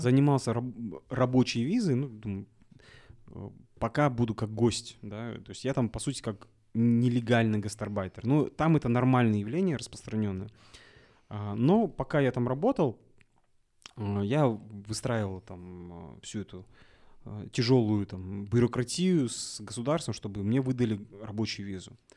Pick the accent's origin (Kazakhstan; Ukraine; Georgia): Kazakhstan; я, наверное, единственный казах, который в, в Мальдивах